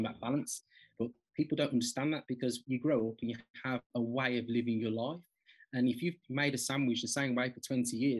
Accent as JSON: {"language": "English", "town": "Birmingham", "region": "West Midlands", "country": "United Kingdom", "tie": "born or raised there", "said": "I'm from Birmingham, as you can probably tell from my accent. So I was brought up on a council estate"}